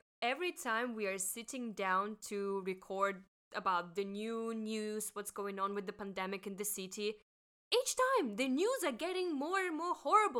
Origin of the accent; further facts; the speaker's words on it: Russia; now in Hong Kong; I'm from Russia.